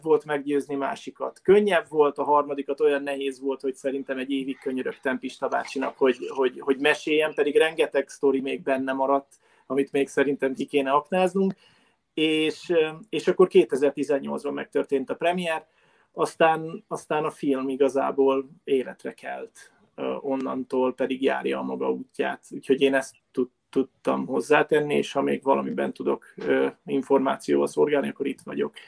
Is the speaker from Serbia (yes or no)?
no; Hungary; moved away as an adult; also born or lived in England; mint magyarok, mint magyar-magyarok